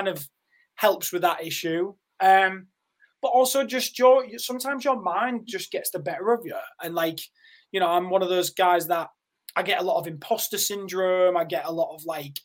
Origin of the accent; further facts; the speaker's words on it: Yorkshire and the Humber, United Kingdom; I had a relatively normal life and was, you know, living in Yorkshire.